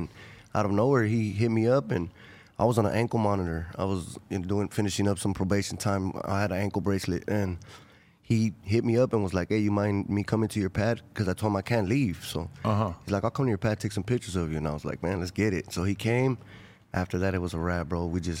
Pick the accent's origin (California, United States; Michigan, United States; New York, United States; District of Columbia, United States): California, United States; Los Angeles; also born or lived in Inglewood; I'm from South LA, from Florence community, Florence district.